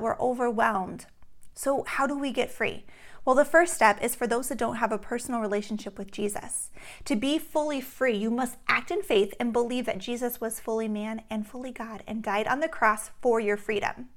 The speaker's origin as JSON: {"language": "English", "region": "Alaska", "country": "United States", "tie": "born or raised there", "said": "growing up in Alaska, we play outside in the summer until late at night"}